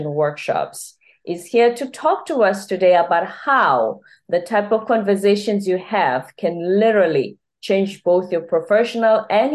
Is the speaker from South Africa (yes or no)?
yes; Durban, KwaZulu-Natal, South Africa; moved away; also born or lived in Chicago; I hail from Durban, which is on the Indian Ocean of South Africa